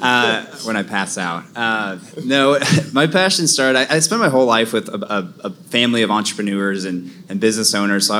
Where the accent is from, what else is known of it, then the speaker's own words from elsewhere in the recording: Oregon, United States; also born or lived in Southern California / Laguna Beach, California; now in Fairview, United States; I grew up in Oregon